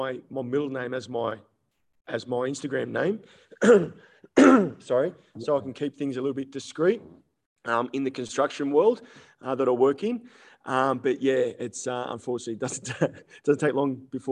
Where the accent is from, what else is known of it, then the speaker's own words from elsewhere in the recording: Sydney, New South Wales, Australia; I'm originally from Sydney. I'm a Sydney boy.